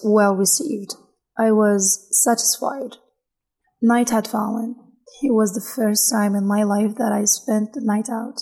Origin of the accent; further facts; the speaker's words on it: Niger; English is a second language; moved away as an adult; also born or lived in Niamey, Niger; now in Biskra, Algeria; I'm Nigerian. Niger, not Nigeria